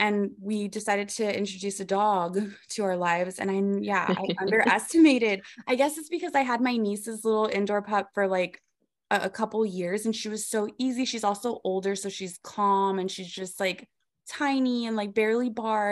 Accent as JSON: {"language": "English", "area": "Rio Grande Valley", "region": "Texas", "country": "United States", "tie": "born or raised there", "said": "we're both from the Rio Grande Valley"}